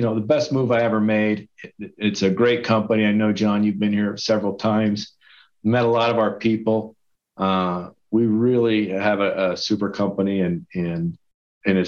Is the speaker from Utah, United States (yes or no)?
yes; Salt Lake City, Utah, United States; I work at Steel Encounters in Salt Lake City, Utah, and I'm also from Salt Lake City. So, I've been here most of my life